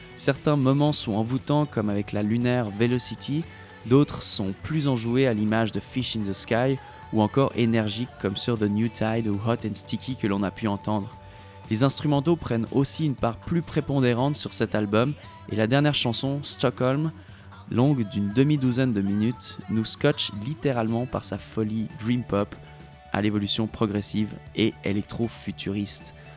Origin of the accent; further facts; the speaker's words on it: Switzerland; moved away; de la Suisse, évidemment, puisque c'est mon pays d'origine